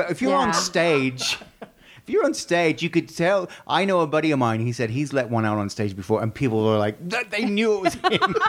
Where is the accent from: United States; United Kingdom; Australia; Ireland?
Australia; moved away; I'm thinking I would have to represent my home country, so I'd have to be sort of a platypus